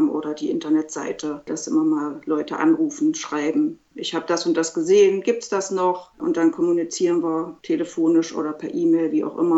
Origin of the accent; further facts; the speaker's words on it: Quedlinburg, Saxony-Anhalt, Germany; meine erste Ausstellung hier in meiner Heimatstadt Quedlinburg gemacht.